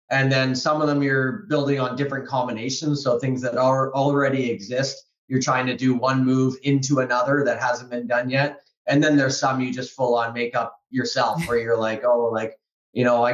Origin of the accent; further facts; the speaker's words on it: Toronto, Ontario, Canada; I grew up in Toronto, east end of Toronto, and kind of called Riverdale area of Toronto.